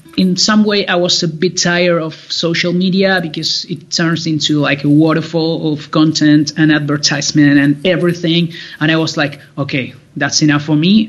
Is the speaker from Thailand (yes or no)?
no; La Plata, Buenos Aires Province, Argentina; moved away; I'm in La Plata. It's like a city. Uh, about I am about like 40 minutes to Buenos Aires. Um, well, this is my hometown.